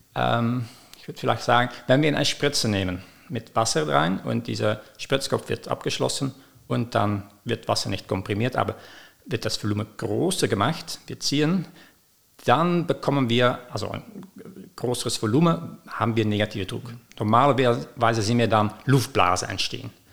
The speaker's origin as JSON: {"language": "German", "country": "Belgium", "also_born_or_lived": "London, United Kingdom", "moved": "as an adult", "lives_now": "Ulm, Germany", "said": "ich komme aus Belgien. Ich habe da studiert"}